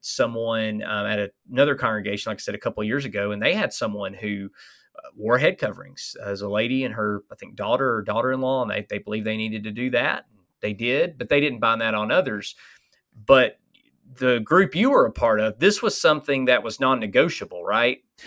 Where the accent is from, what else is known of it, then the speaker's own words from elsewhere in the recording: Alabama, United States; accent: Alabama; my Alabama accent